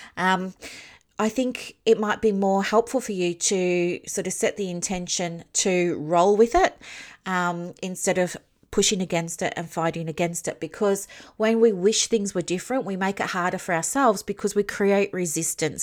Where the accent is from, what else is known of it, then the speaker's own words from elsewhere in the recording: Victoria, Australia; I'm from Victoria